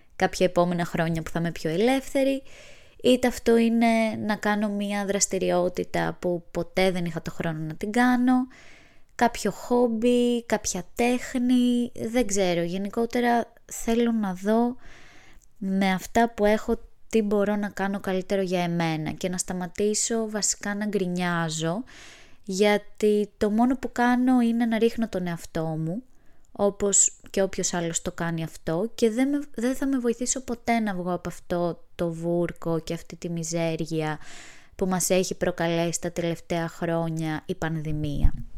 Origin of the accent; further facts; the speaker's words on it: Kefalonia, Ionian Islands, Greece; now in Athens, Greece; Βρίσκομαι στο χωριό μου στην Κεφαλονιά